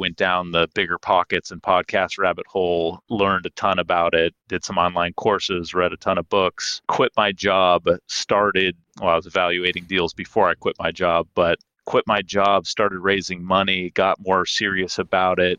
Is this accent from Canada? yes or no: no; Seattle, Washington, United States; I am based in Seattle, Washington, born and raised here